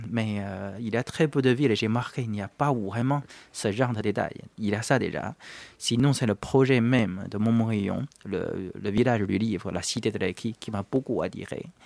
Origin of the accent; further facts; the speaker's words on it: China; now in France; J'ai quitté la Chine et puis je suis venu en France.